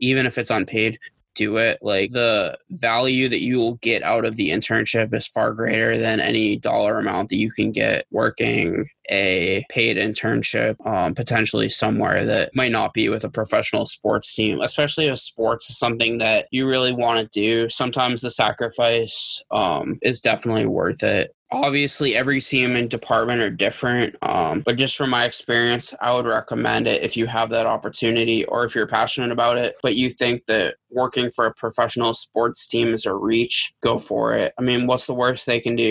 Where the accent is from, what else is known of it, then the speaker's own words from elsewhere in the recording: Boston, Massachusetts, United States; growing up in Boston